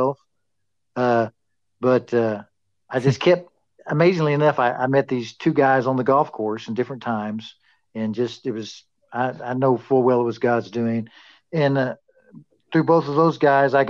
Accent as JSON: {"language": "English", "town": "Amarillo", "region": "Texas", "country": "United States", "tie": "born or raised there", "also_born_or_lived": "Pampa, Texas", "said": "I was born in Pampa, and we moved to Amarillo, and I went to school, grew up here in Amarillo."}